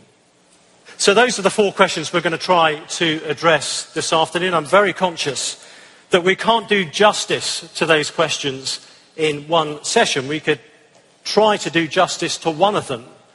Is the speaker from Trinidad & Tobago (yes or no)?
no; England, United Kingdom; I'm from the United Kingdom, as you can probably tell